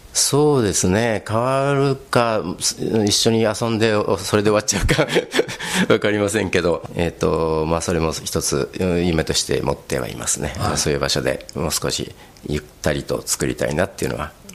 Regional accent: Fukuoka, Japan; also born or lived in Tokyo / Czech Republic; now in Kodaira, Japan; 私あの、まあ、東京生まれなんですけど、田舎、あの福岡県の方であの幼い頃過ごしまして

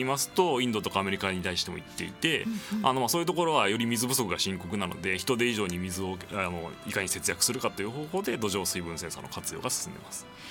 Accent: Kyoto, Japan; moved away as an adult; now in Tokyo, Japan; 生まれも育ちも京都ということで、22歳までは京都にいました

